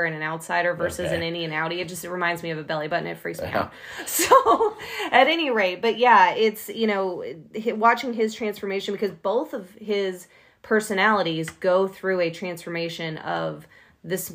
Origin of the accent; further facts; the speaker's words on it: Chicago, Illinois, United States; moved away; I'm originally from Chicago